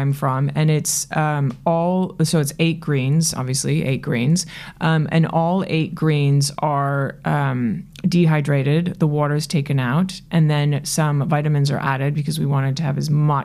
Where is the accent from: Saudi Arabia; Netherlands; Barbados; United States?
United States; New York City, New York; the New Yorker that I am